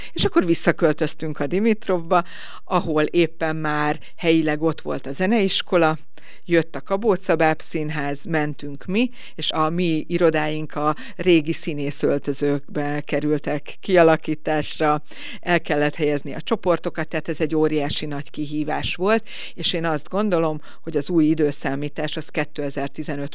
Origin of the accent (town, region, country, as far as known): Veszprém, Veszprém County, Hungary